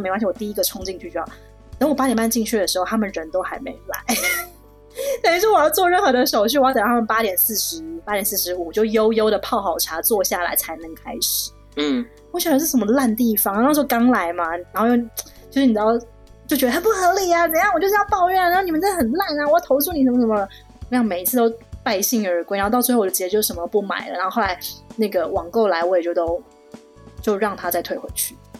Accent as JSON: {"language": "Chinese", "country": "Taiwan", "moved": "yes", "lives_now": "Shanghai, China", "said": "像我们台湾人就很客气"}